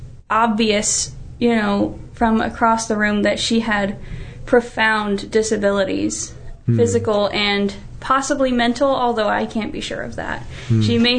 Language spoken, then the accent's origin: English; North Carolina, United States; I grew up in the South. I'm from North Carolina.